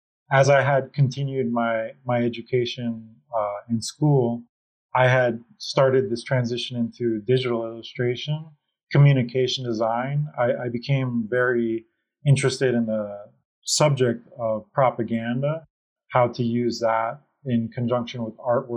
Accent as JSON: {"language": "English", "town": "Miami", "region": "Florida", "country": "United States", "said": "I am from Miami, Florida"}